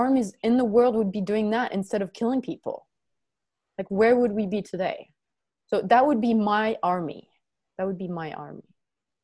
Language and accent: English; France; moved away; also born or lived in New Zealand; I do have a passport from France